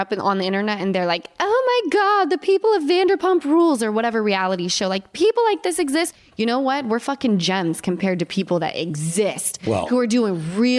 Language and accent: English; Utah, United States; now in California, United States; I was raised in Utah and I came west to California.